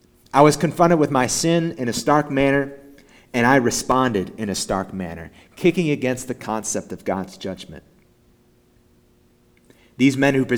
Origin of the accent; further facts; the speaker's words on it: the Bible Belt, United States; I grew up in the Bible Belt and was confused about what it means to be a Christian.